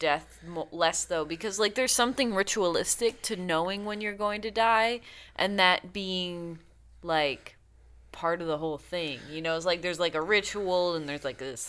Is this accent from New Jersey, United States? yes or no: no; Milwaukee, Wisconsin, United States; So that's my hometown, guys.